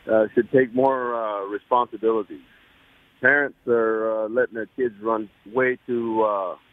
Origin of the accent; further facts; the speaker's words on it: Las Vegas, Nevada, United States; I grew up here in Vegas